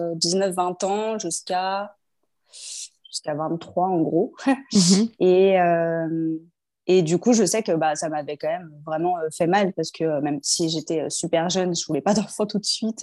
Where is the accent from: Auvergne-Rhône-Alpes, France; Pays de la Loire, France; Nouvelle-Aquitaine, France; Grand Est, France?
Auvergne-Rhône-Alpes, France; Lyon; moved away as an adult; also born or lived in Paris; on est lyonnais de base. On est revenu à Lyon